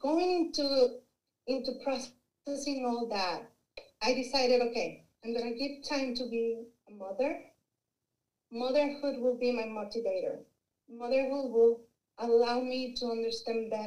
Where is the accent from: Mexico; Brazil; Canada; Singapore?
Mexico; English is a second language; moved away as an adult; also born or lived in Arkansas; I'm originally from Mexico